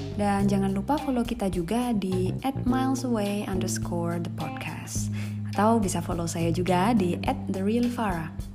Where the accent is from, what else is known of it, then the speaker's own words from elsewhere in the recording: Indonesia; moved away as an adult; aku merasa karakterku masih sangat Indonesia banget karena aku meninggalkan Indonesia pas sudah dewasa